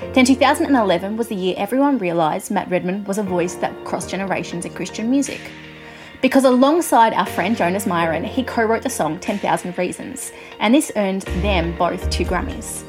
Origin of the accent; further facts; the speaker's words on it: Australia; accent: Australian; I'm an Australian music journalist, if you couldn't guess by my accent.